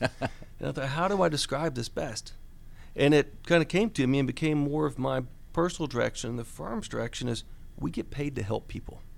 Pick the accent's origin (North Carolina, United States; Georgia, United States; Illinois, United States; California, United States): Georgia, United States; Buford; I grew up in Buford, so I'm a local person who, uh, still has my family here, still have my business here